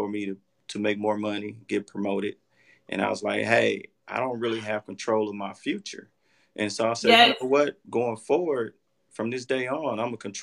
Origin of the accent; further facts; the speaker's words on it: Forest City, Arkansas, United States; I'm from Forest City, Arkansas